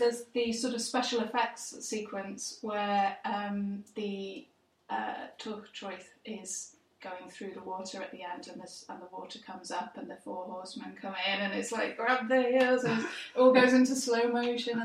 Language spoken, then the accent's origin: English; England, United Kingdom; an English person